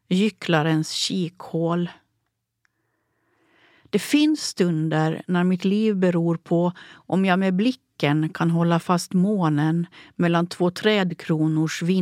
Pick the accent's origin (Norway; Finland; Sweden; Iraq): Finland; Åland; Jag är författare från Åland.